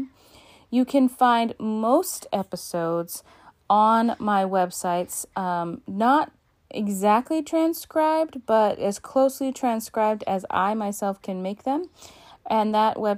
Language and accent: English; Alaska, United States; my home state of Alaska